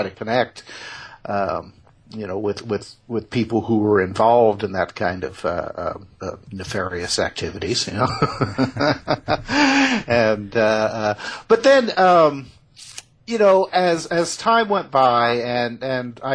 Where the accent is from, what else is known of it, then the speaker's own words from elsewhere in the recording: Indiana, United States; I was born and raised in Indiana